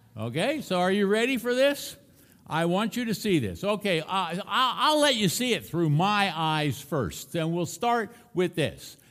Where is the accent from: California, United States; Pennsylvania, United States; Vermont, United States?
Pennsylvania, United States; Philadelphia; I grew up in Philadelphia, Pennsylvania